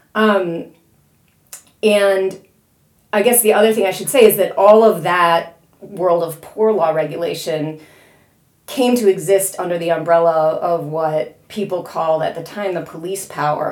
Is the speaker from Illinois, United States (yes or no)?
yes; Chicago, Illinois, United States; I am a native Midwesterner. I'm from the Chicago area